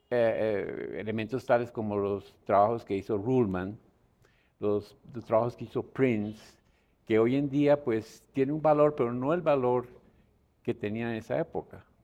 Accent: Bogotá, Bogotá Capital District, Colombia; born there; Pues yo nací en Bogotá.

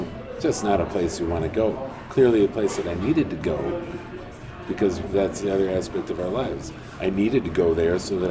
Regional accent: Chicago, Illinois, United States; also born or lived in Wisconsin / New Mexico; I did that being from Chicago, going to other places too. I lived in Wisconsin, I lived in New Mexico. In both places, I'm from Chicago

